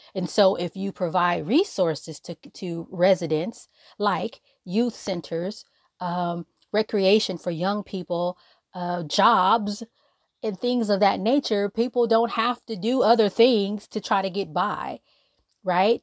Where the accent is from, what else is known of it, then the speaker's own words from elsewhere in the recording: Los Angeles, California, United States; I'm from South Central Los Angeles. I literally live down the street from where Nipsey Hussle was killed on Crenshawn Slauson.